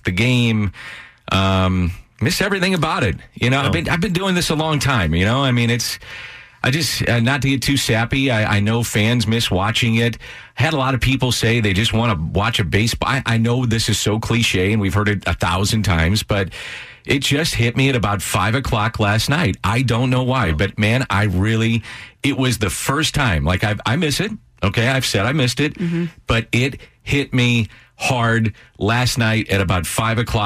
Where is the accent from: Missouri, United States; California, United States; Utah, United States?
Missouri, United States; St. Louis; I'm a guy from South St. Louis that came from nothing